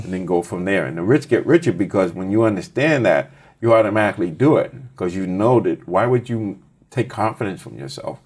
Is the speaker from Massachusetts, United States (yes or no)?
yes; Boston, Massachusetts, United States; I grew up in Boston